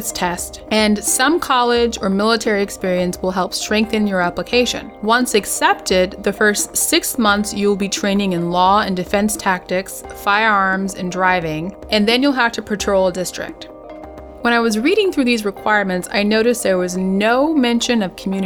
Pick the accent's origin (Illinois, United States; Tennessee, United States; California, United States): California, United States; Pasadena; my hometown of Pasadena, California